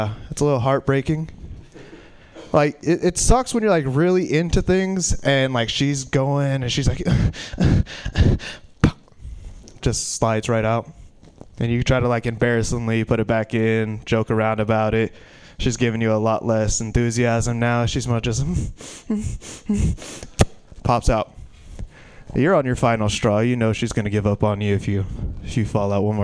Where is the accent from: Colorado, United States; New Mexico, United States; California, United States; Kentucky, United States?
California, United States; Stockton; I'm from Stockton